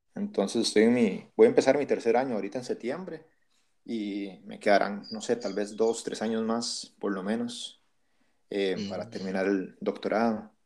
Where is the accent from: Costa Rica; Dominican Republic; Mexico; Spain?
Costa Rica; moved away as an adult; also born or lived in Peru; now in Ithaca, United States